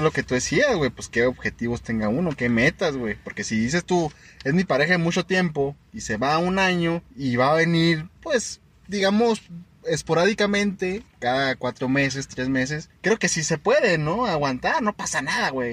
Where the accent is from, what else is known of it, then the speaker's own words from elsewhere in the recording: Chihuahua, Mexico; nosotros somos de Chihuahua